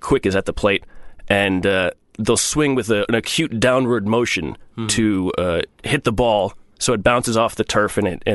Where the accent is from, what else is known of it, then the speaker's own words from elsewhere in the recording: United States; we're American